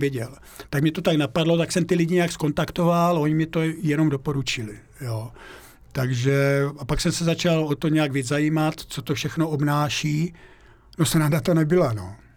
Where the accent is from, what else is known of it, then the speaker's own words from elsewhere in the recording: Moravian Slovakia, near Uherské Hradiště, Zlín Region, Czechia; moved away as an adult; now in Austria; já pocházím ze, Slova, ze Slovácka, jo, žil jsem tam vlastně 25 let, no, no 25 let a ten kraj miluju kolem Uherského radiště